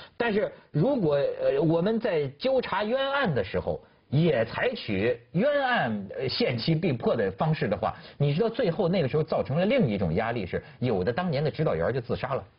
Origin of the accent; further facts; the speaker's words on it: China; 作为一个中国人